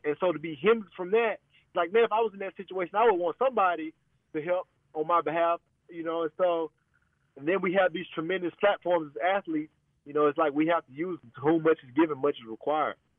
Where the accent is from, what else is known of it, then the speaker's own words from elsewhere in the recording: United States; as an American